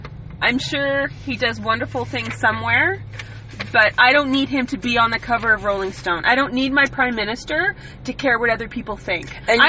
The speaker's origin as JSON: {"language": "English", "country": "Canada"}